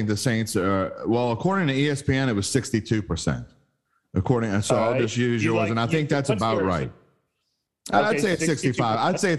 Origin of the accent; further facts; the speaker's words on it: West Bank, Palestine; Look, buddy, I'm from the West Bank.